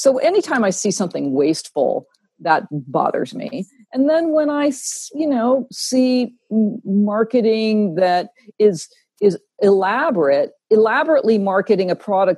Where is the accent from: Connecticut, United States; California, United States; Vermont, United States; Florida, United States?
Vermont, United States; I'm from Vermont